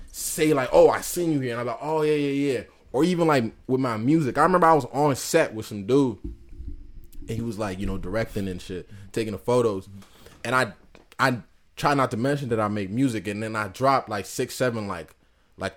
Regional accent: Worcester, Massachusetts, United States; from Worcester

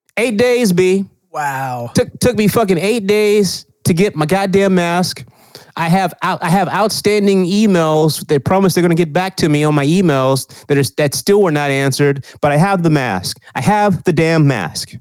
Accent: Texas, United States; now in California, United States; I'm from Texas

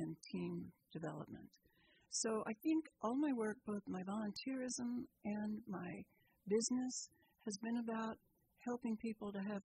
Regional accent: Texas, United States; now in Petaluma, United States; I grew up in the South. I grew up in Texas

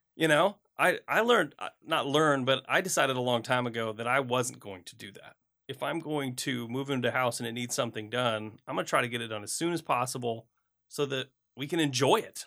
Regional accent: Flint, Michigan, United States; moved away; I grew up in Flint, Michigan

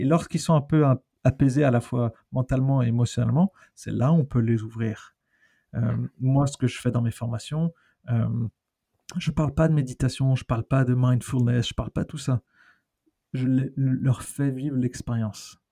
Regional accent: France; moved away as an adult; also born or lived in London; now in Australia; être français, je suis australien aussi maintenant

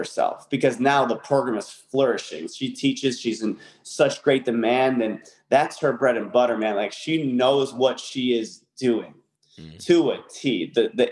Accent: Connecticut, United States; moved away as an adult; I was from Connecticut at the time.

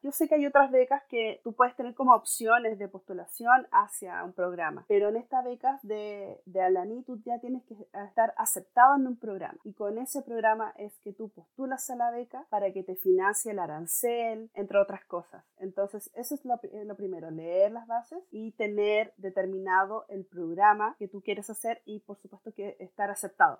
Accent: Chilean Patagonia, Magallanes and Chilean Antarctica, Chile; moved away as an adult; now in England; yo soy chilena, oriunda de la región de Magallanes, ubicada en la Patagonia chilena.

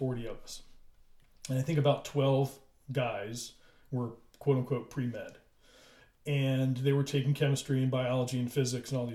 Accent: Maryland, United States; I was from Maryland

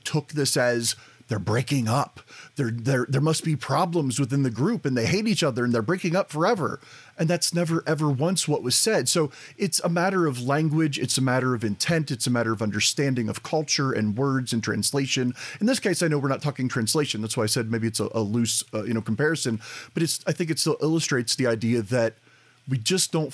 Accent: United States; I'm the American

